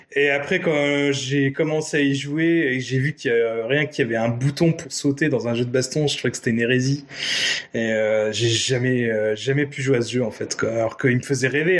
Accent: Nancy, Grand Est, France; avoir vécu euh, mon enfance à Nancy

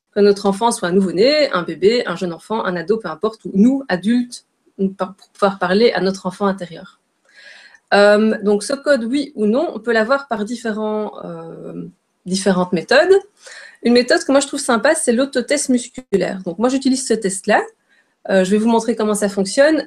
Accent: Belgium; je suis belge

